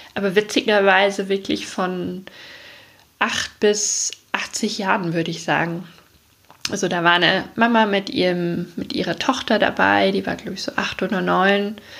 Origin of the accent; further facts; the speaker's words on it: East Germany, Germany; also born or lived in Munich; now in Chiemgau, Germany; Ist ja meine Heimat sozusagen